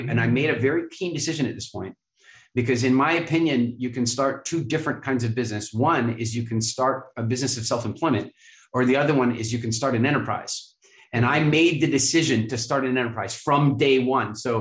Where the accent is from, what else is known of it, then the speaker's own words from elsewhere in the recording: Canada; I grew up in Canada